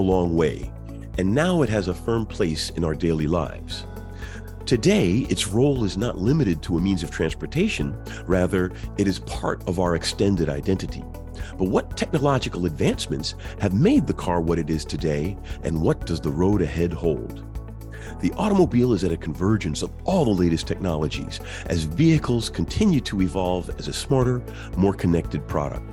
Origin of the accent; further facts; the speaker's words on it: New York City, New York, United States; I grew up in Queens, New York City, and my father owned a garage and gas station in Brooklyn